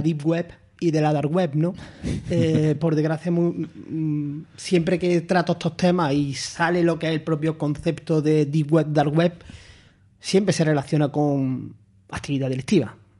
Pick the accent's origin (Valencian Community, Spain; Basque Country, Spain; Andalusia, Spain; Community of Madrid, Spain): Andalusia, Spain; moved away as an adult; also born or lived in León; now in Málaga, Spain; siendo andaluz, cinco años fuera de Andalucía